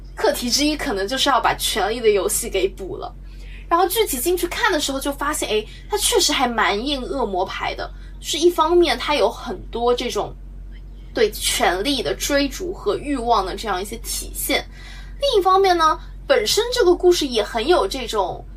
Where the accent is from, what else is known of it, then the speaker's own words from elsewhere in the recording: Shanghai, China; 我们俩都是等于说土生土长的上海人嘛，虽然我们是这个不属于市中心人